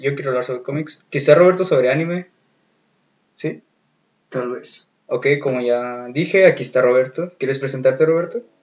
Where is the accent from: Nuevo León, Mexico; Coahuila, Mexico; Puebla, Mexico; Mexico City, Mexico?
Nuevo León, Mexico; Monterrey; viví, nací, crecí y vivo actualmente en Monterrey